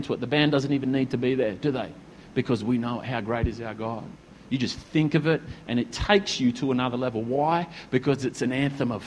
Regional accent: Australia; When we sing the Australian anthem, I'm stirred as an Australian

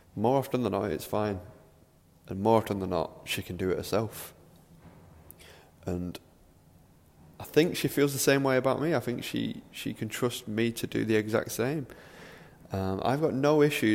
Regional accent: Manchester, North West England, United Kingdom; I'm from Manchester, I live in Manchester.

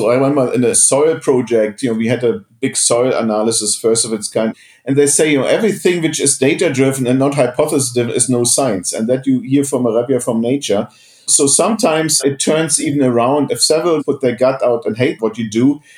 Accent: East Germany, Germany; moved away; I come from East Germany, have a weird background. I was in a school of mathematics

